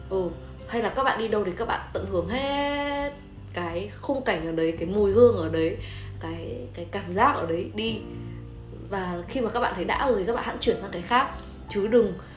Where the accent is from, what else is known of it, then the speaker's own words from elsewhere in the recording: Haiphong, Vietnam; quê hương của chúng tôi